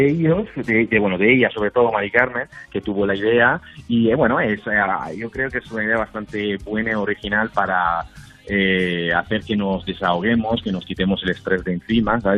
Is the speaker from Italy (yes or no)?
yes; Italy; Spanish is a second language; yo, como notarás, como sabes, yo soy italiano y he tenido también compañeros míos desde Italia, desde Milán